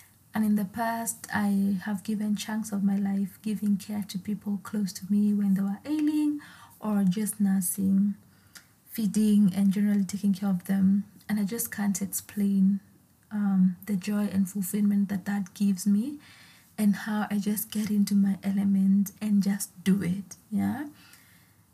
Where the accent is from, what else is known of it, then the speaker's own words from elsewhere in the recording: Naivasha, Nakuru County, Kenya; So I grew up in Naivasha, a town